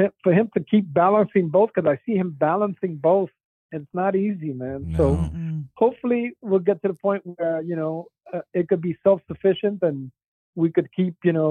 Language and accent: English; New York City, New York, United States; I grew up in the South Bronx